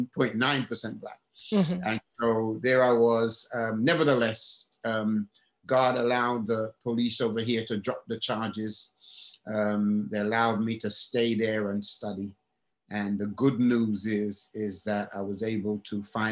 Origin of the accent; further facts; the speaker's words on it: England, United Kingdom; moved away; also born or lived in Alabama; And I'm from England.